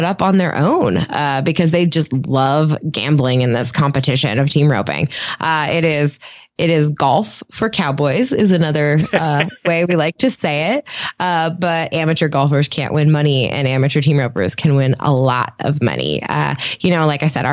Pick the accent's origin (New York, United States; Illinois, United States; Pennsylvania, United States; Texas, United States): Pennsylvania, United States; Vandergrift; I grew up in Western Pennsylvania, in a steel town, Vandergrift, Apollo, Pennsylvania, is where I grew up.